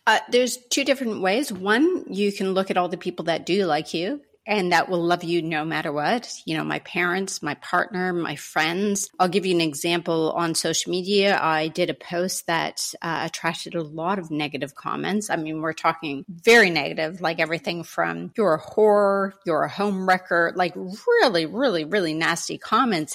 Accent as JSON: {"language": "English", "country": "Canada", "said": "as a Canadian"}